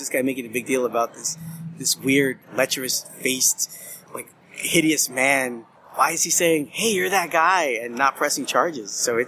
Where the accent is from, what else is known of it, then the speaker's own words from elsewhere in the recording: Los Angeles, California, United States; Yes, in L.A., my hometown.